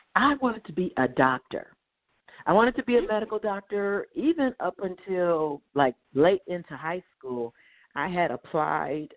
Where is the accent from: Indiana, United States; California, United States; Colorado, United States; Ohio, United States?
Ohio, United States; Dayton; I grew up in Dayton, Ohio. Um, prior to the first grade, my father was in military, so we did travel abroad and then stateside, but we landed and rooted in Dayton, Ohio.